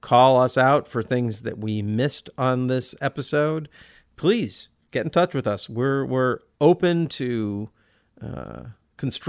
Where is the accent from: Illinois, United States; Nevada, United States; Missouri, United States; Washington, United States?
Washington, United States; Olympia; We're both from Olympia